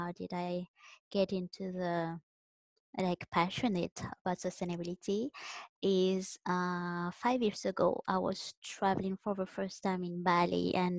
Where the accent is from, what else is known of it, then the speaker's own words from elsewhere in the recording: Madagascar; now in Vancouver, Canada; I'm from Madagascar and now I'm based in Vancouver, Canada.